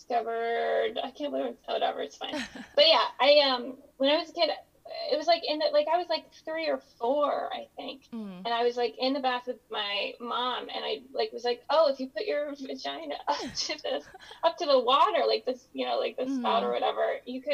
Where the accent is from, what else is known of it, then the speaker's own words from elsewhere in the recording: Pennsylvania, United States; moved away; I grew up in Pennsylvania